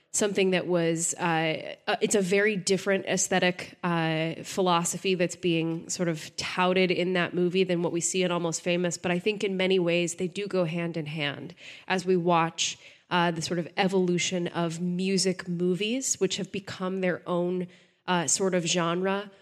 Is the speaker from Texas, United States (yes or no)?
yes; Texas, United States; I'm from Texas